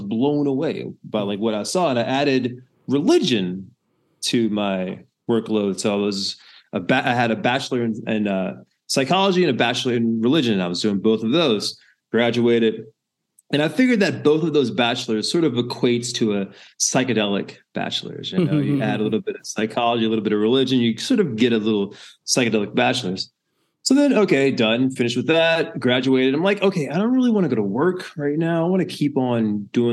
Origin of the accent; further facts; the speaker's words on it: Louisiana, United States; moved away as an adult; now in Netherlands; I'm from Louisiana